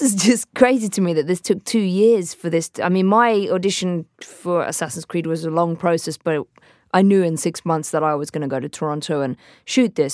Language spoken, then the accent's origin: English; Hampshire, South East England, United Kingdom; grew up in Hampshire in England